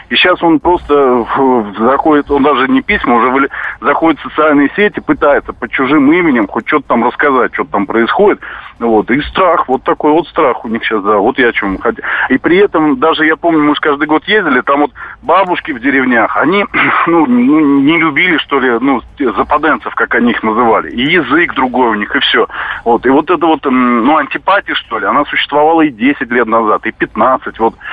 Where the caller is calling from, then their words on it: Moscow Oblast, Russia; Э, да, Александр, э, я из Подмосковья, я вот хотел о чем.